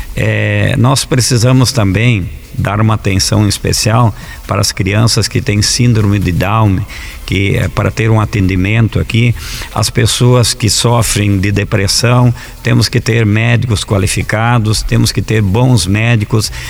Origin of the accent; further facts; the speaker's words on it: Alecrim, Rio Grande do Sul, Brazil; moved away as an adult; now in São Miguel do Iguaçu, Brazil; Eu vim da cidade de Alecrim, no estado do Rio Grande do Sul, em 1986. Lá eu fui agricultor até os 18 anos